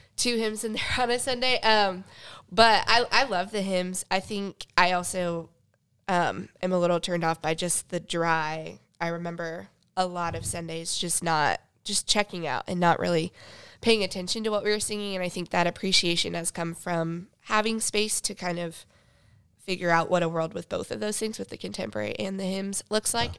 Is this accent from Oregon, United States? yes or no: no; Sutton, Nebraska, United States; moved away as an adult; also born or lived in Phoenix, Arizona; I grew up in Sutton, Nebraska